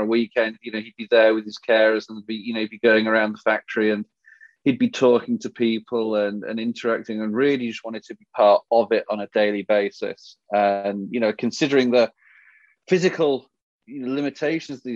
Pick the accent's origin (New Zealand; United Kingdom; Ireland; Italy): United Kingdom; England; when I was growing up in England